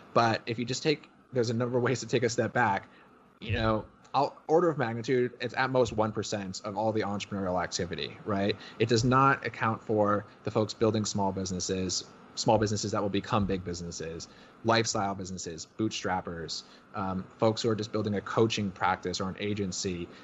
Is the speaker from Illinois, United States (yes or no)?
no; Connecticut, United States; I grew up in Connecticut.